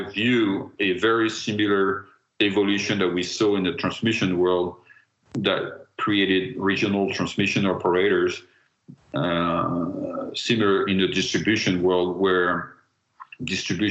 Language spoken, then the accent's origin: English; France; I am from France